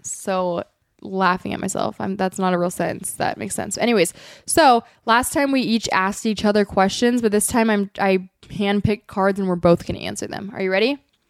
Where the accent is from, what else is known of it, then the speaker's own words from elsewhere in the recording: Eureka, California, United States; I'm from Eureka, California.